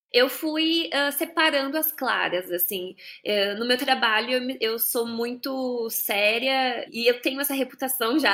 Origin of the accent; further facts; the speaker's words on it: Bento Gonçalves, Rio Grande do Sul, Brazil; now in São Paulo, Brazil; lá na minha cidade, em Bento Gonçalves. Para quem não sabe, eu sou gaúcha né? Mas moro em São Paulo agora